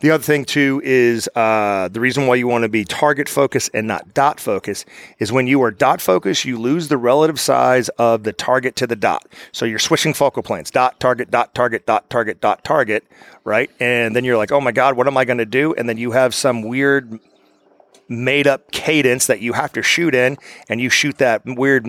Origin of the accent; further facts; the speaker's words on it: United States; I'm an American